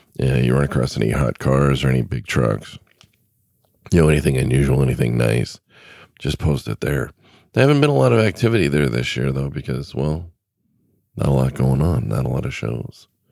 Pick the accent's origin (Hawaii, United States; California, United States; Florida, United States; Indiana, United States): California, United States; moved away; I grew up in California